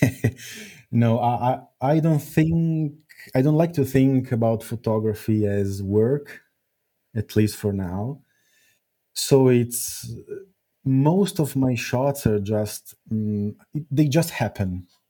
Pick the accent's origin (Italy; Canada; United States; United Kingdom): Italy; Milan, Lombardy; it all started in Milan, my, my own my, my hometown